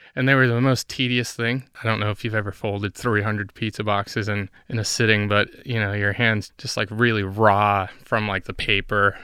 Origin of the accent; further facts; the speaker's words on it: Puerto Rico; moved away; I'm from Puerto Rico